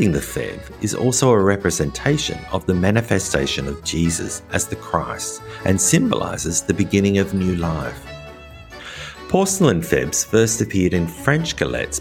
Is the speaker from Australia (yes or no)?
yes; Australia; also born or lived in rural France; now in France; As an Australian living in rural France